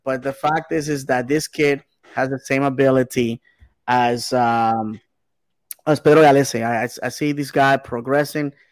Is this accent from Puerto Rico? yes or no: yes; Bayamón, Puerto Rico; my hometown of Bayamon, Puerto Rico